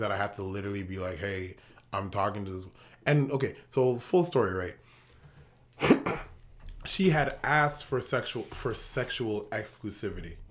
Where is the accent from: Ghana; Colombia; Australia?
Ghana; See, that's the beauty of being Ghanaian